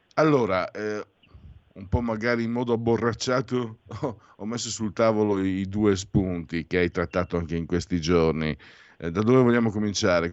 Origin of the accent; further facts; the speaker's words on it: Veneto, Italy; sono Veneto